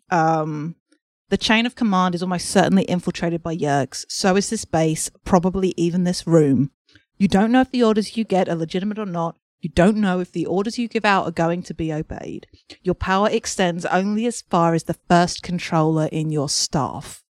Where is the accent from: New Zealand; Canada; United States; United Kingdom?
United Kingdom; England; I'm an English person